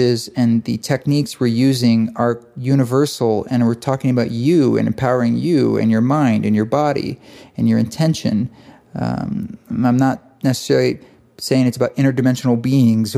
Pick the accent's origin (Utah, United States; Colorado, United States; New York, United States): Utah, United States; Boulder; we've got the East Forest Retreat in Southern Utah, in Boulder, Utah, which is my hometown.